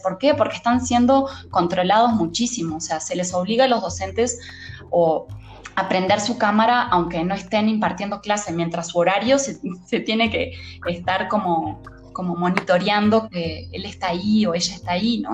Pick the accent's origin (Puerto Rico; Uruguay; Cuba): Uruguay; moved away as an adult; now in Mexico; soy de Uruguay